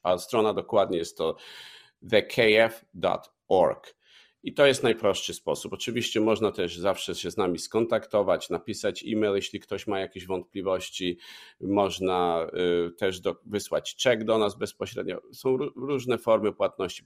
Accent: Lubaczów, Subcarpathian Voivodeship, Poland; z okolic Lubaczowa, mojego rodzinnego miasta

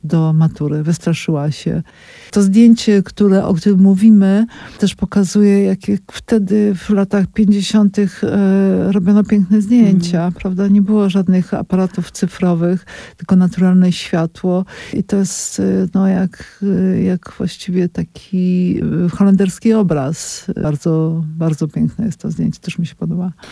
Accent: Kraków, Lesser Poland, Poland; Ja jestem z Krakowa

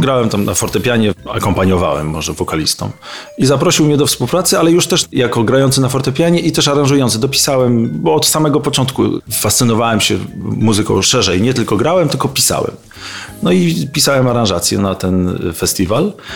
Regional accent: Bartoszyce, Warmian-Masurian Voivodeship, Poland; moved away; also born or lived in Olsztyn; z Olsztyna nie pochodzę, tylko pochodzę z Bartoszyc, ale mieszkałem w Olsztynie

